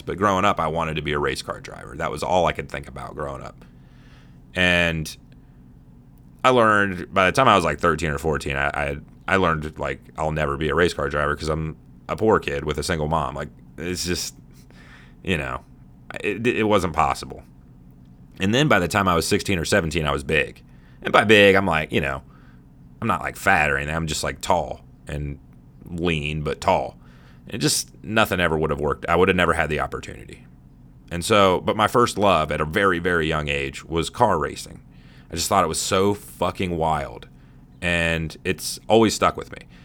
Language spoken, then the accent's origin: English; Midwest, United States; growing up in the Midwest